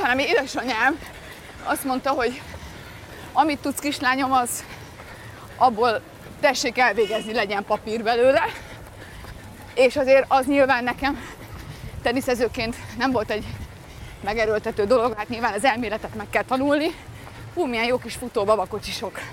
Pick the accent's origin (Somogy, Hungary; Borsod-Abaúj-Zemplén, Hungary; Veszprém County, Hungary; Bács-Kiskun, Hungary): Somogy, Hungary; Balatonlelle; also born or lived in Budapest; és akkor ők ott kezdtek el élni, ezért én ott születtem